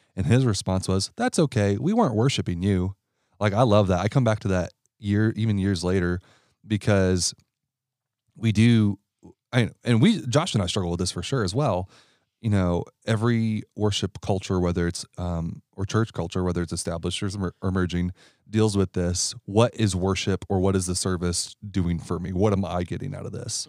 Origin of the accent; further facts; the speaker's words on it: Ohio, United States; I'm from Ohio